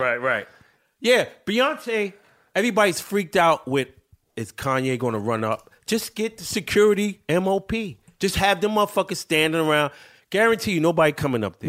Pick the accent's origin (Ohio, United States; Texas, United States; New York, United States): New York, United States; New York City; I was born in New York City